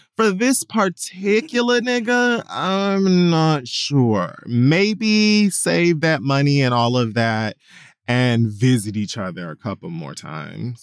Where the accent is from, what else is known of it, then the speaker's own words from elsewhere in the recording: Miami, Florida, United States; I grew up in Miami